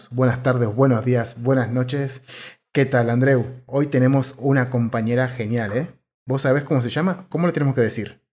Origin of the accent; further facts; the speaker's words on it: Argentina; siendo argentino